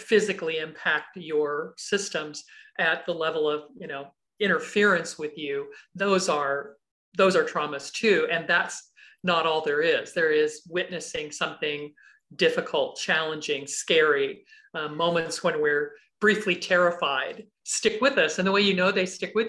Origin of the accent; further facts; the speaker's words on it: Kansas City, United States; I grew up in the Midwest, in Kansas City mostly.